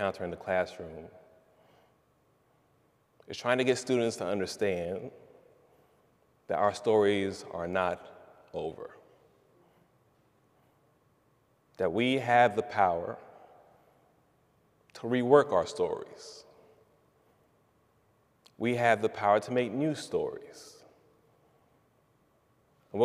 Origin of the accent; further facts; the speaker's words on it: East Orange, New Jersey, United States; I'm from East Orange, New Jersey